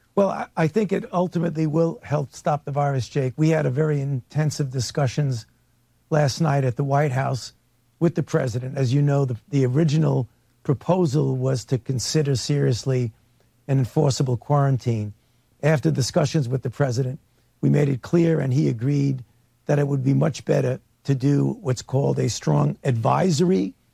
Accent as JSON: {"language": "English", "town": "New York City", "region": "New York", "country": "United States", "said": "as a New Yorker"}